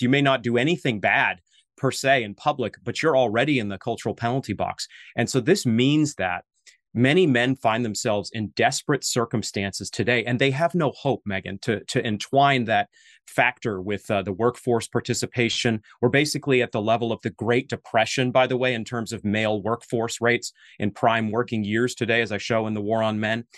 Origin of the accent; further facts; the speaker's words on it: Maine, United States; moved away; You're in my native New England. I'm from Maine